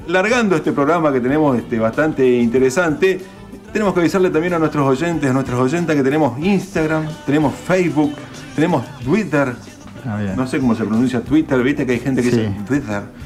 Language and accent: Spanish; Corrientes, Argentina; moved away; yo soy correntino, allá en las profundidades de mi adolescencia